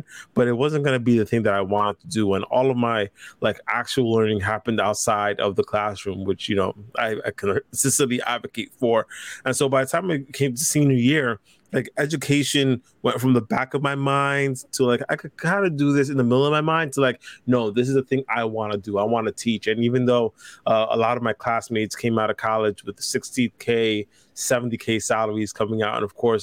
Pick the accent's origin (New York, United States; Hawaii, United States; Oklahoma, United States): New York, United States; New York City; I grew up in the Lower East Side that was just of Manhattan